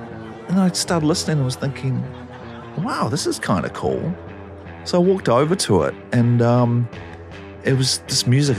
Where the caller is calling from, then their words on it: Auckland, New Zealand; I'm calling from Auckland in New Zealand.